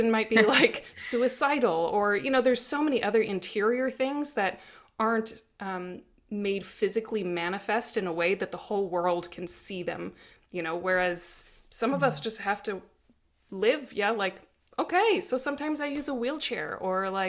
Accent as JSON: {"language": "English", "region": "South Dakota", "country": "United States", "tie": "born or raised there", "said": "growing up in South Dakota"}